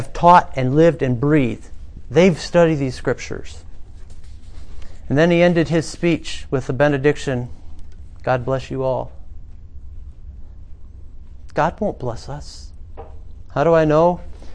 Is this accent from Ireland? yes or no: no; United States; We're from America